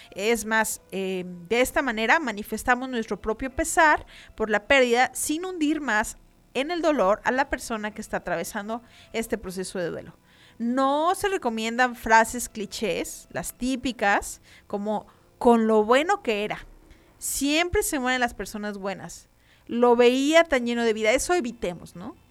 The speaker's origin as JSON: {"language": "Spanish", "country": "Mexico", "said": "para nosotros como mexicanos"}